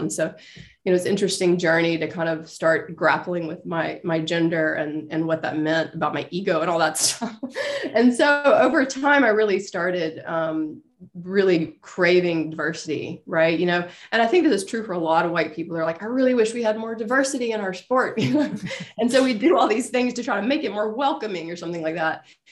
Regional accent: Meridian, Mississippi, United States; I'm Mer- Meridian, Mississippi.

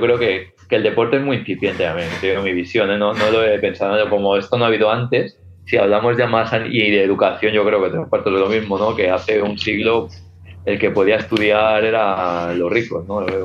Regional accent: Viladecans, Catalonia, Spain; also born or lived in Castelldefels; soy de Villadecans, pero yo estoy en Castilla En Villadecans, cuando había un problema, venían a partirme la cara

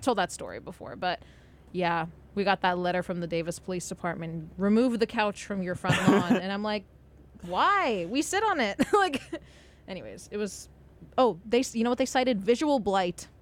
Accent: Los Angeles, California, United States; my hometown, like um, like Los Angeles city

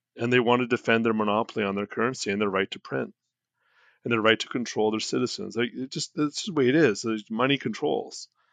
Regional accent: Canada; I'm Canadian

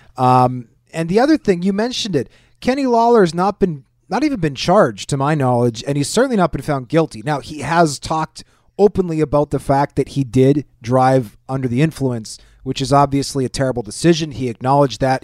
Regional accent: Winnipeg, Manitoba, Canada; I grew up in Winnipeg

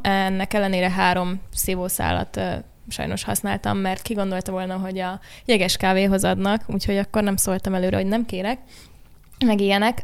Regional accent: Budapest, Hungary; itt ugye Budapesten születtem, nagyon nem voltam sokat vidéken

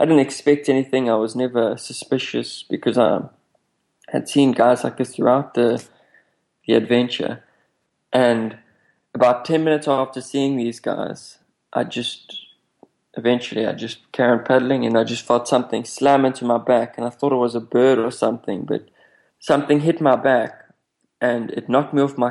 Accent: South Africa; I come from South Africa

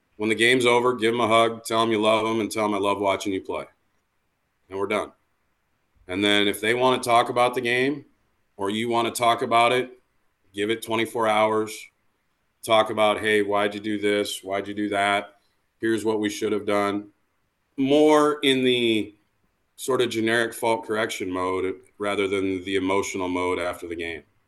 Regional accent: Iowa, United States; I grew up in a small town in Iowa

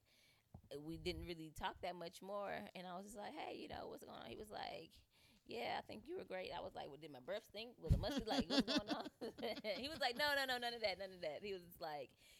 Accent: East Coast, United States; I'm from the East Coast too.

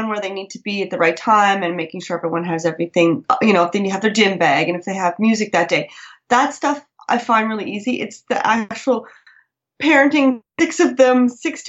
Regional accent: Canada; moved away as an adult; also born or lived in France; now in Luxembourg; I'm a Canadian

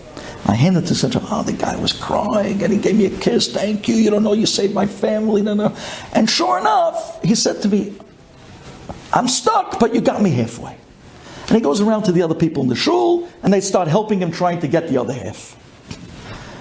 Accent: New York City, New York, United States; I'm from Brooklyn.

